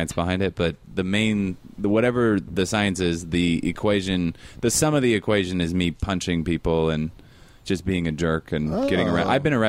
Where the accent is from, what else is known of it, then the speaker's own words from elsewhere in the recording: Seattle, Washington, United States; I'm from Seattle.